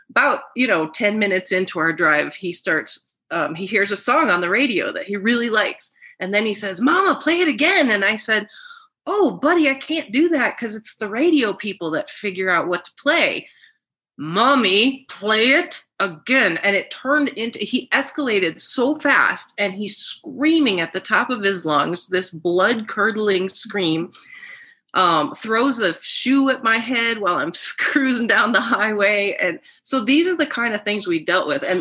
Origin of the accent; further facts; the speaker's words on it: Germany; I am German. I'm from Germany.